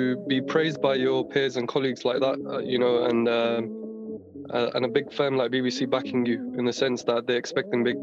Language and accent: English; London, United Kingdom; I'm from West London